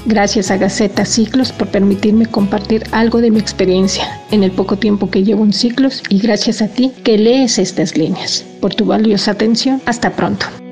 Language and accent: Spanish; Mexico City, Mexico; now in Bahía de Banderas, Mexico; Nací en Ciudad de México, aunque actualmente resido en Bahía de Banderas, Nayarit.